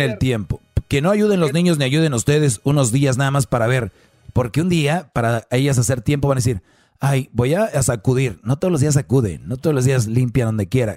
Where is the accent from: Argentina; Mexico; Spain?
Mexico; soy de México